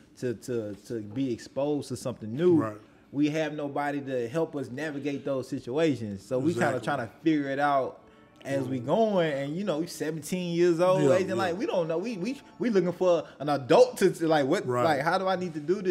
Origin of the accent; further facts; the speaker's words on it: Nashville, Tennessee, United States; me and you grew up here